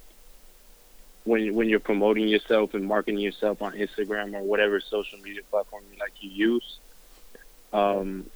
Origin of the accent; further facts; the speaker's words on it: Southern California, United States; I'm from Southern California.